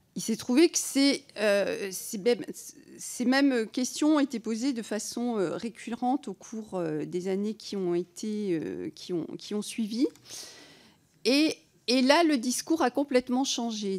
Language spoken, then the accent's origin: French; Provence-Alpes-Côte d'Azur, France; je viens des Alpes-Maritimes